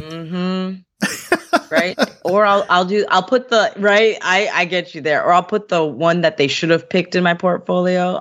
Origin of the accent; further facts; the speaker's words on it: Fishkill, New York, United States; I grew up in the Hudson Valley in New York. So a little town, I don't know if y'all know Fishkill.